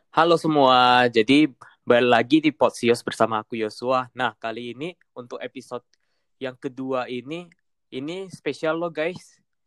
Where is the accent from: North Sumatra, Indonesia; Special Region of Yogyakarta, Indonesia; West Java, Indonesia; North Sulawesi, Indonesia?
North Sumatra, Indonesia; Medan; moved away as an adult; now in Bandung, Indonesia; aku balik lagi ke Medan